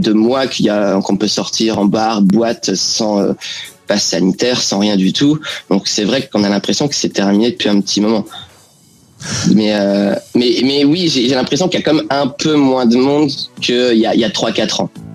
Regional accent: France; now in London, United Kingdom; les Français qui se sont implantés ici

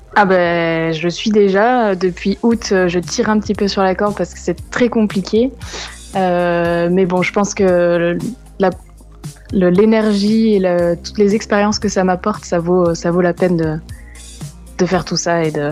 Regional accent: France; on est français

